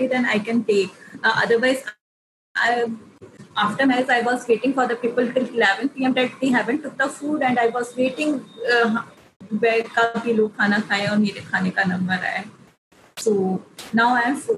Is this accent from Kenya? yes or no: no; India; being an Indian woman